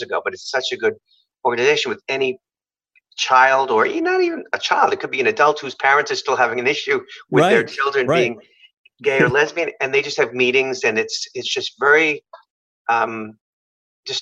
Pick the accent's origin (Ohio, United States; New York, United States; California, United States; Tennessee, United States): New York, United States; I'm from New York